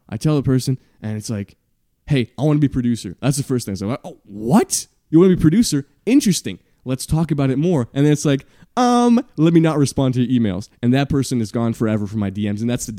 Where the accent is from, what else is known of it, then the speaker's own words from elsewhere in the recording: Montreal, Quebec, Canada; my hometown. Just, I walk by there every day. Montreal, Canada, Quebec.